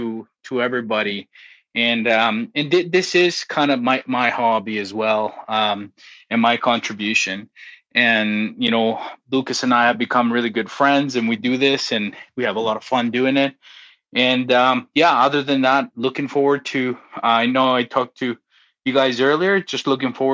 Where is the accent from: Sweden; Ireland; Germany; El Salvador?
El Salvador; now in Canada; We're originally from El Salvador, living here in Canada for a number of years now